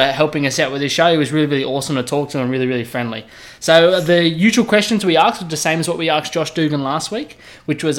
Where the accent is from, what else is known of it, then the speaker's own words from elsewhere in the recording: New South Wales, Australia; I'm from New South Wales, born and bred